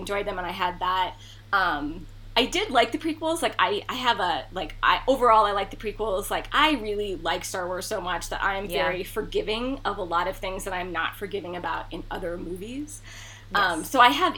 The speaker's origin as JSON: {"language": "English", "region": "Montana", "country": "United States", "tie": "born or raised there", "said": "I grew up in Montana"}